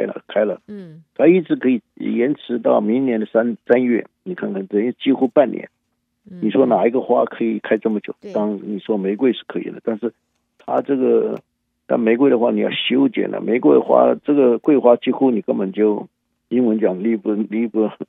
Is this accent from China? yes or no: yes; China; now in United States; 但是问题是它的优点是我们中国人最喜欢的。